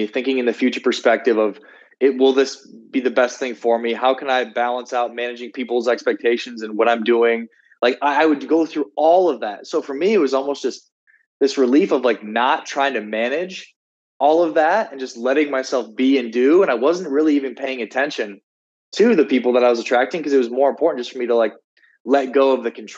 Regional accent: South Dakota, United States; moved away; also born or lived in Miami, Florida; I was from South Dakota. I felt a sense of obligation to the people there to be a certain way

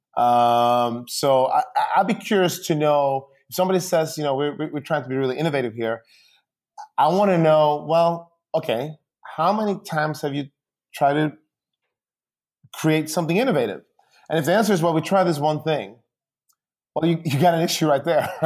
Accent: Sweden; now in United States; I grew up in Sweden, um, and, uh, and my, my parents are still there.

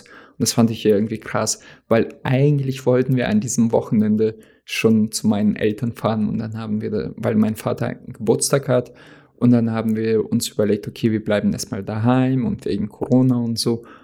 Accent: Oldenburg, Lower Saxony, Germany; moved away as an adult; also born or lived in Russia; now in North Hesse, Germany; da sind wir halt aus Russland hergezogen, aber da habe ich meine ganze äh, Kindheit in Deutschland verbracht, also beziehungsweise Jugend. Und diese Stadt ist sehr schön. Oldenburg

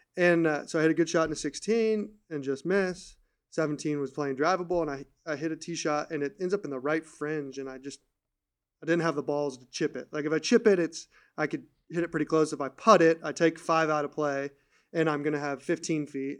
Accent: California, United States; I grew up in California

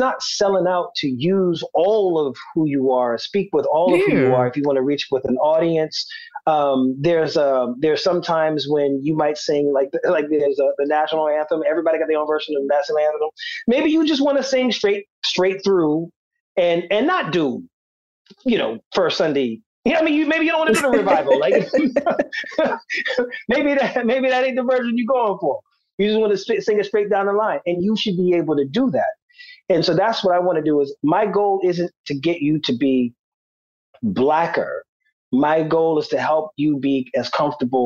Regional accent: Charleston County, South Carolina, United States; accent: Gullah Geechee; also born or lived in Los Angeles; I'm from Tucktown

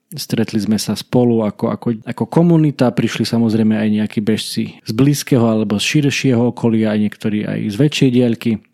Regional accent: Kalša, Košice Region, Slovakia; U nás v Kalši v dedinke, z ktorej pochádzam, v ktorej žijem

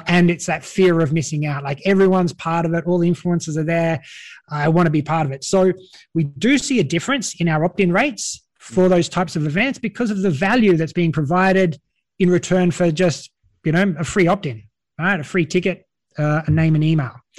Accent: Australia; accent: Australian; now in Europe; you might notice by my accent, I'm an Australian, an Aussie from down under

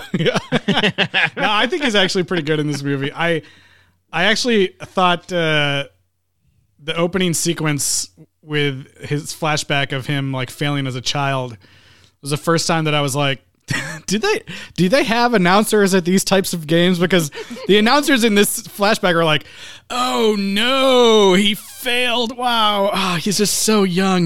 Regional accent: Midwest, United States; I'm from the Midwest, so we were out in the cold

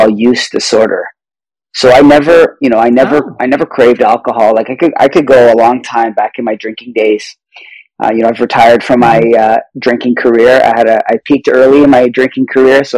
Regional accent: Toronto, Ontario, Canada; I'm from Toronto, Canada.

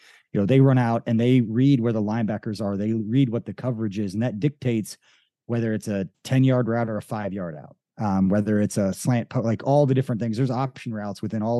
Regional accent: Kansas City, Missouri, United States; I grew up a Chiefs fan. I grew up in Kansas City.

